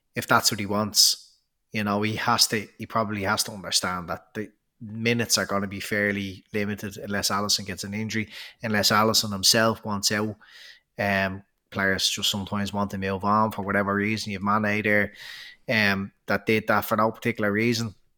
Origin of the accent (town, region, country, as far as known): Ireland